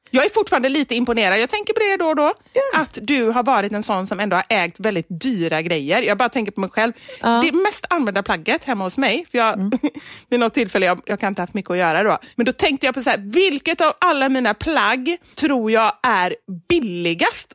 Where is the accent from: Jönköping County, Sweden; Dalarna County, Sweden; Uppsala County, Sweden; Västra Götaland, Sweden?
Västra Götaland, Sweden; Gothenburg; jag som är göteborgare